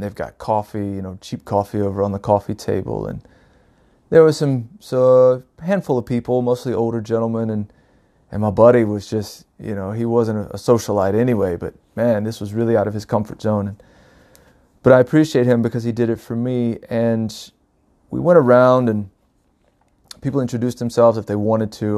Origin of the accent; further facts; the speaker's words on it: North Carolina, United States; moved away as an adult; now in Oregon, United States; I was born and raised in North Carolina, uh, back in nineteen seventy-eight